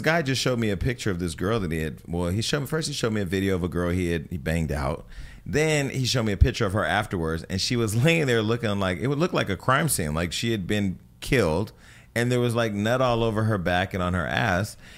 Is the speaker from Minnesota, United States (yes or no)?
no; the Bay Area, California, United States; now in Los Angeles, United States; I'm from the Bay